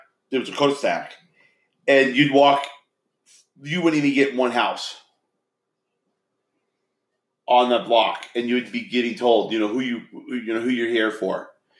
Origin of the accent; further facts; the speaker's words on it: Stockton, California, United States; now in Montana, United States; We came from Stockton, California.